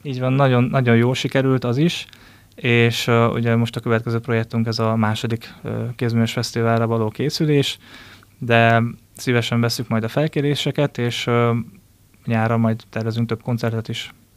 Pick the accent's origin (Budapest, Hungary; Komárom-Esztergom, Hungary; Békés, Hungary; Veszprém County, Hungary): Komárom-Esztergom, Hungary; Ács; also born or lived in Dresden; én Ácsról származom